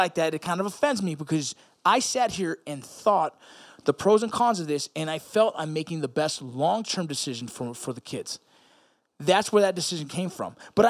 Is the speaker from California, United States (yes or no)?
yes; California, United States; Kobe passed away, and fuck, that's hard for someone growing up in Southern California, right?